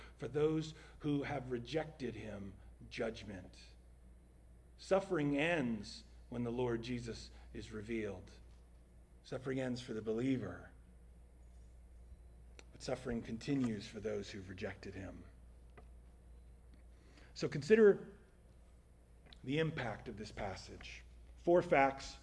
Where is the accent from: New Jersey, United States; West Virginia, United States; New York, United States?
New Jersey, United States; my home state of New Jersey